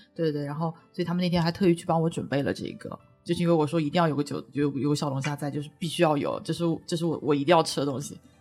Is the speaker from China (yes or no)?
yes; Shanghai, China; 我作为一个上海人